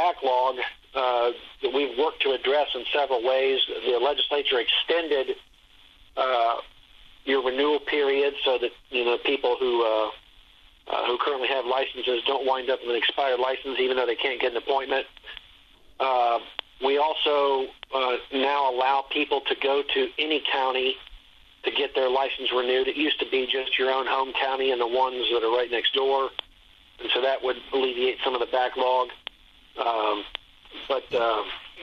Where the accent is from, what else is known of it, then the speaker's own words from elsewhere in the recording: Dayton, Ohio, United States; now in Columbus, United States; Dayton's actually my hometown. And, I live in Columbus area now, for many years. But I grew up in Dayton